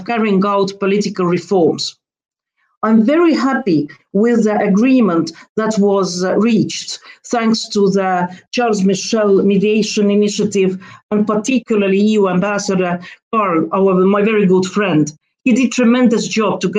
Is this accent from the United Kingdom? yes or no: no; Estonia; moved away as an adult; now in Brussels, Belgium; I come from Estonia.